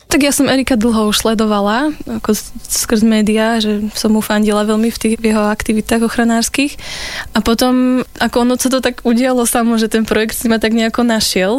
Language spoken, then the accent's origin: Slovak; Liptovský Hrádok, Žilina Region, Slovakia; moved away as an adult; also born or lived in Poprad / Denmark; ja som originál z Popradu, ale vyrastala som v Liptovskom hrádku